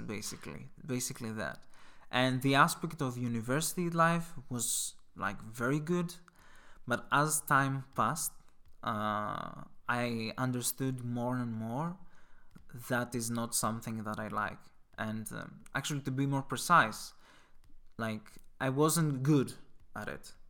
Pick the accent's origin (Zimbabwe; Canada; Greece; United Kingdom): Greece; moved away; I'm from Greece